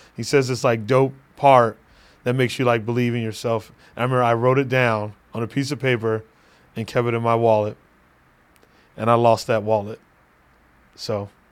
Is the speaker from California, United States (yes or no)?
no; Phoenix, Arizona, United States; my hometown, uh, Phoenix, Arizona